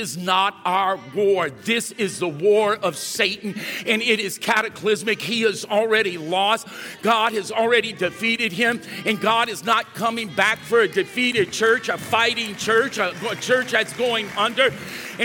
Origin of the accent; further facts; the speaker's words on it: Louisiana, United States; we're both from Louisiana